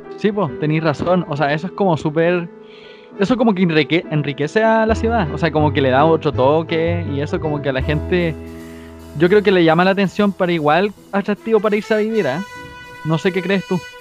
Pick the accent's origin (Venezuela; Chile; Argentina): Chile; Chiguayante, Biobío; yo he vivido aquí durante toda mi vida